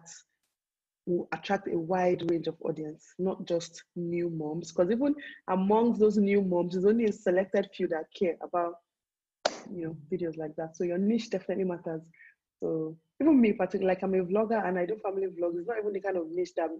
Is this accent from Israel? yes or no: no; Nigeria; people like us that will live all our lives here